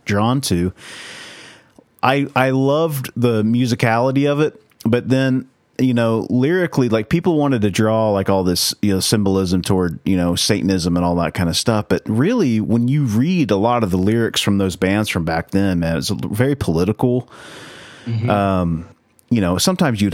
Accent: the Bible Belt, United States; growing up in the Bible Belt

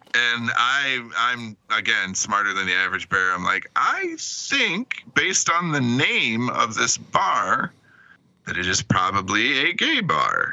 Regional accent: Michigan, United States; growing up in Michigan

